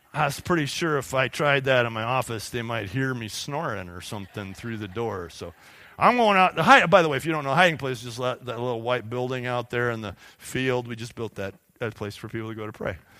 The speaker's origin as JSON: {"language": "English", "country": "United States", "said": "we, as productive American Christians"}